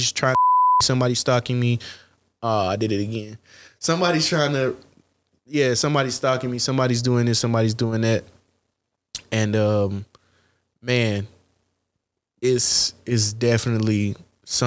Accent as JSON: {"language": "English", "region": "Missouri", "country": "United States", "tie": "born or raised there", "said": "I grew up in Missouri"}